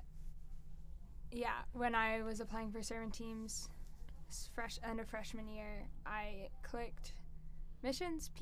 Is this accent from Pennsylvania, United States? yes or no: yes; Philadelphia, Pennsylvania, United States; moved away as an adult; now in Clemson, United States; I am from the Philadelphia area, so pretty far